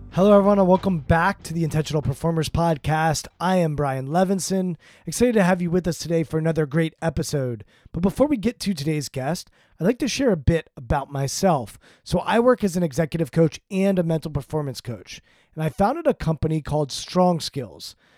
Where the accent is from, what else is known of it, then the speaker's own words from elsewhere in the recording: Potomac, Maryland, United States; I grew up in Potomac, Maryland, an affluent suburb of Washington, D C